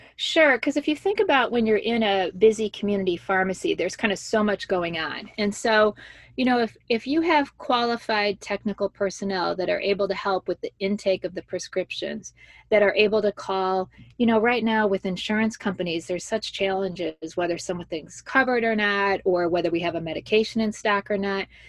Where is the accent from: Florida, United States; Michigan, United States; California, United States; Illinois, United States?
Illinois, United States; Joliet; moved away as an adult; also born or lived in Washington, D.C.; I grew up in Joliet, Illinois